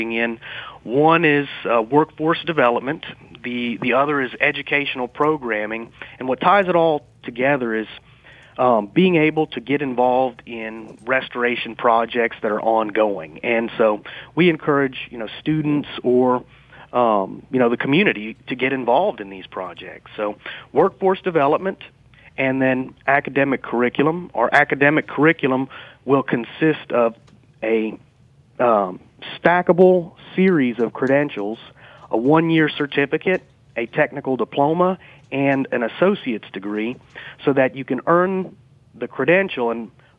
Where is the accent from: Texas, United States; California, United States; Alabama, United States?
Texas, United States; Southeast; moved away; also born or lived in Lake Charles / Baton Rouge; I am originally from Southeast Texas